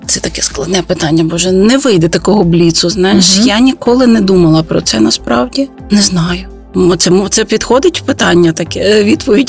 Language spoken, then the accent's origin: Ukrainian; Lviv, Lviv Oblast, Ukraine; я би була скоріше львів'янкою